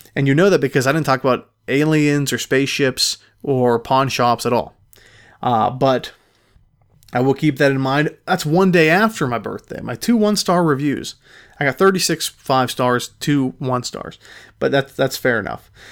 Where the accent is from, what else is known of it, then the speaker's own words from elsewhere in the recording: Pittsburgh, Pennsylvania, United States; I am from Pittsburgh